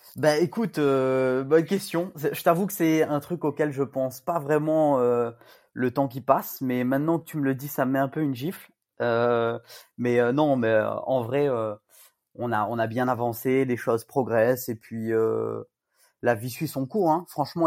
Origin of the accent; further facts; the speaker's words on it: Saint-Paul, Réunion; also born or lived in Rennes; Je suis originaire de Saint-Paul, euh, West Coast